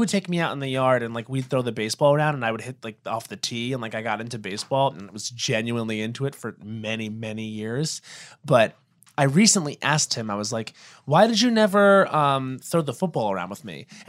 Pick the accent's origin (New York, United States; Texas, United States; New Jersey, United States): New York, United States; Long Island; I'm from Long Island